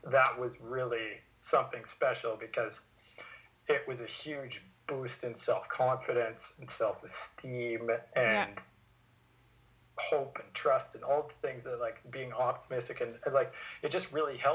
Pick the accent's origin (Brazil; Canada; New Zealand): Canada; Vernon, British Columbia; I've been working with a psychologist in Vernon, my hometown